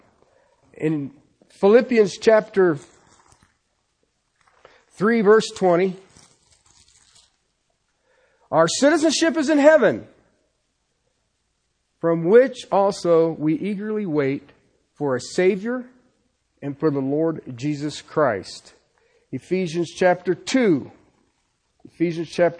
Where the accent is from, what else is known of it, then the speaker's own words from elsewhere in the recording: United States; I'm an American. I'm thankful to be an American